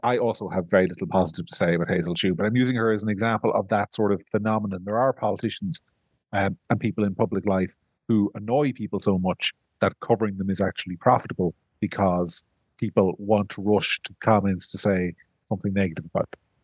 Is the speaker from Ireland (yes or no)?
yes; Ireland; I'm from Ireland